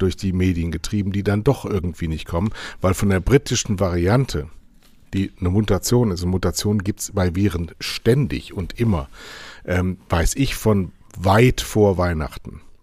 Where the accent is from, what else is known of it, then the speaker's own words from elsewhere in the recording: Germany; wir sind Deutsche